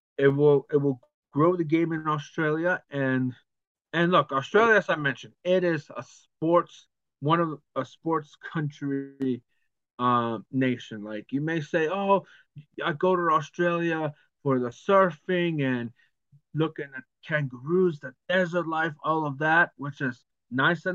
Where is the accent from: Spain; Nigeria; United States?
United States; Arizona; my home state